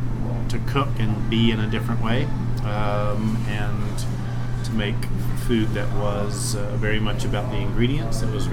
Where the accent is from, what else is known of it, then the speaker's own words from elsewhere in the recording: Winston-Salem, North Carolina, United States; moved away as an adult; also born or lived in Maryville, Tennessee; now in Asheville, United States; both my wife and I grew up in Winston-Salem, and over the years, the 20 years we lived in Maryville